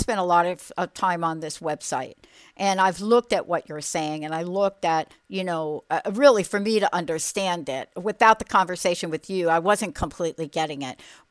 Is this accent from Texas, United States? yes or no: no; New York, United States; I'm a girl from New York